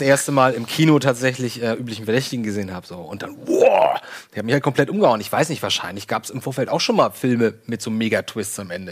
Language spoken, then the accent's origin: German; Lübeck, Schleswig-Holstein, Germany; Bei uns in Lübeck